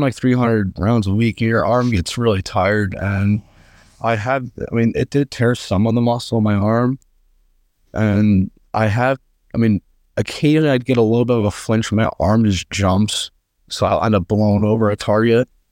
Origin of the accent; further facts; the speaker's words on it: Friendsville, Pennsylvania, United States; I'm from, uh, a town called Friendsville, Pennsylvania